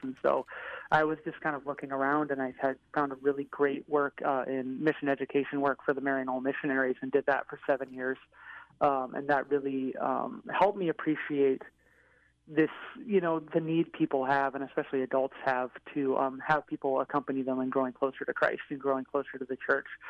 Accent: Seattle, Washington, United States; moved away as an adult; now in Chicago, United States; I'm from Seattle, Washington

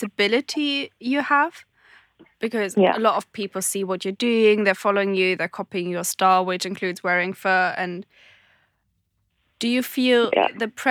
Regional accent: Germany; now in London, United Kingdom; I'm also from Germany, living in London at the moment

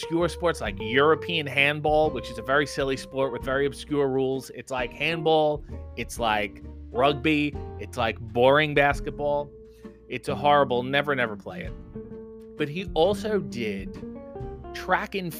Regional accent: Canada; being in a Canadian school, for those of you who do not go to Canadian schools, we had French teachers in elementary school

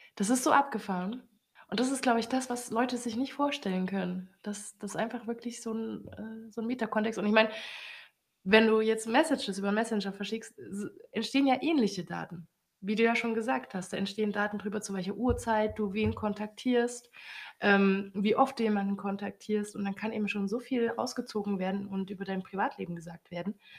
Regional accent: Germany; als Deutsche

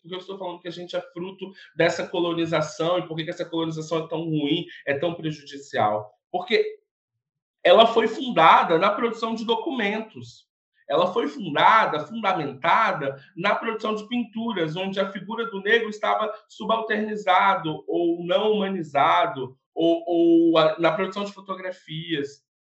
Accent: interior of Espírito Santo, Brazil; also born or lived in São Paulo; now in Vitória, Brazil; eu sou do interior do estado do Espírito Santo, resido em Vitória

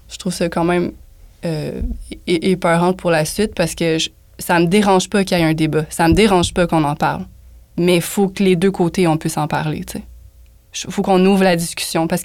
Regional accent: Montreal, Quebec, Canada; Je viens d'Outremont

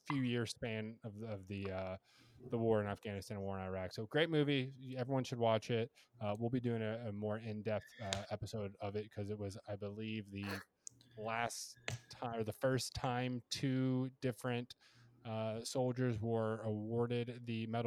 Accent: United States

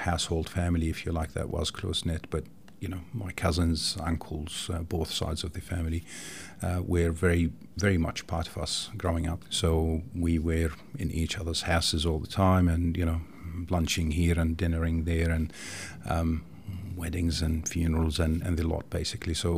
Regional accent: Jordan; now in Tasmania, Australia; I grew up in Jordan, a small country in the Middle East, to a loving family

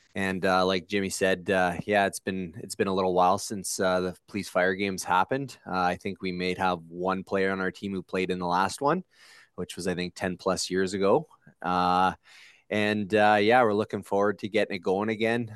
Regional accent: Sudbury, Ontario, Canada; born and raised in Sudbury

